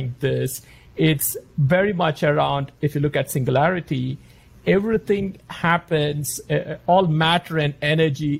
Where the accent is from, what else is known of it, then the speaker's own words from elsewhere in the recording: India; moved away; also born or lived in Australia; growing up in India